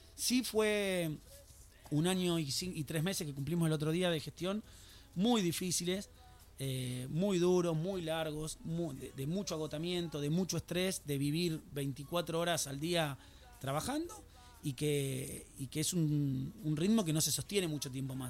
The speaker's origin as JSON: {"language": "Spanish", "region": "Buenos Aires", "country": "Argentina", "moved": "yes", "lives_now": "Escobar, Argentina", "said": "Yo soy porteño soy de Villa del Parque, de Villa de Voto"}